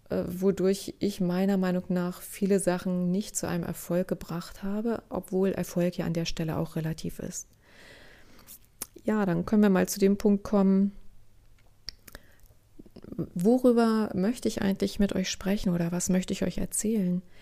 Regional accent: East Germany, Germany; Sie begann Anfang der 1970er Jahre. Ich bin in der DDR aufgewachsen.

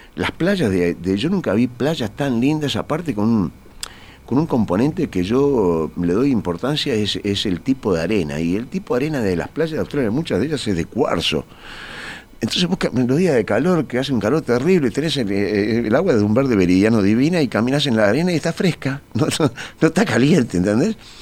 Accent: Montevideo, Uruguay; mi casa es donde yo nací, donde yo pasé mi infancia

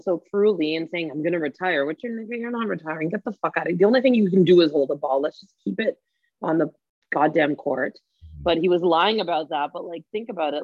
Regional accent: Toronto, Ontario, Canada; I'm from Scarborough

